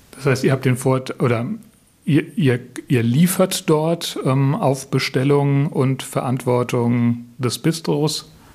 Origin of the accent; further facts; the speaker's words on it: Southern Germany, Germany; für mich als Süddeutsche